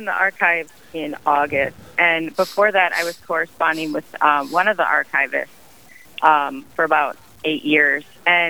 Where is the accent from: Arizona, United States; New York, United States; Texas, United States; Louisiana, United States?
Texas, United States; Houston